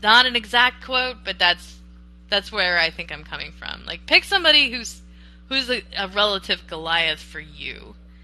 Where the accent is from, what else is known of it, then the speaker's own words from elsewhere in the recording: Florida, United States; moved away; also born or lived in East Coast; I was raised in part in Florida